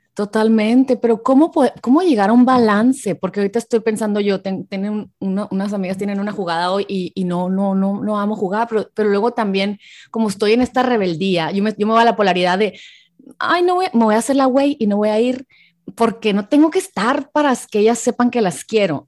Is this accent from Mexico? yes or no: yes; Hermosillo, Sonora, Mexico; now in San Diego, United States; soy mexicana, pero soy de Hermosillo, pero vivo en San Diego